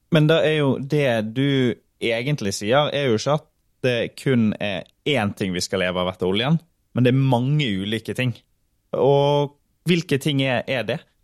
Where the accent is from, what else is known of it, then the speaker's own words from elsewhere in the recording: Sotra, Western Norway, Vestland, Norway; Jeg kommer jo fra Sotra på Vestlandet